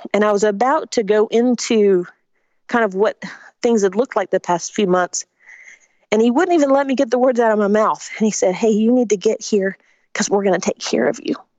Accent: Spartanburg, South Carolina, United States; also born or lived in Augusta, Georgia; I was born in Augusta, Georgia, but my family moved when I was three to Spartanburg, South Carolina

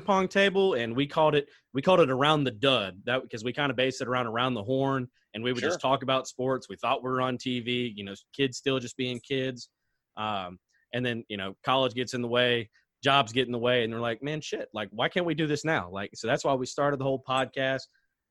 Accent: Shreveport, Louisiana, United States; also born or lived in Ruston, Louisiana; I grew up in the Shreveport area.

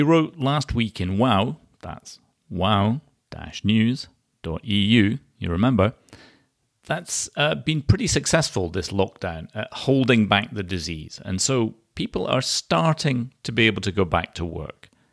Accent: Scotland, United Kingdom; my home country, from Scotland.

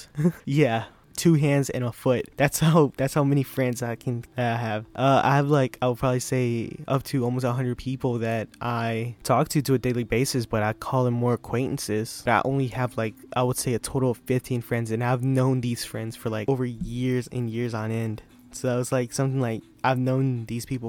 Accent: United States; it's a small country town, and it's Franklin County

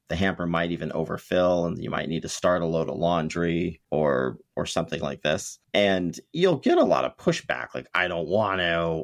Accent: Ventura, California, United States; I grew up in the Ventura, California area

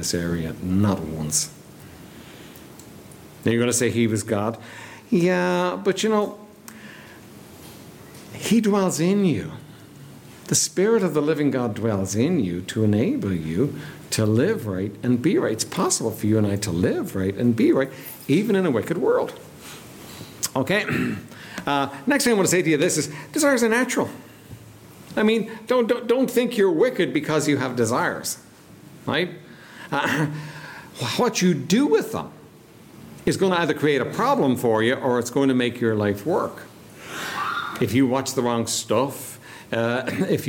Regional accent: Ireland; we're Irish

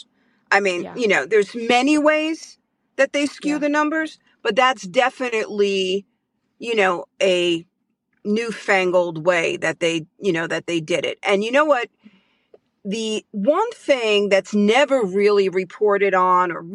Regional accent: New York City, New York, United States; I'm a New Yorker, born and raised in Brooklyn, New York

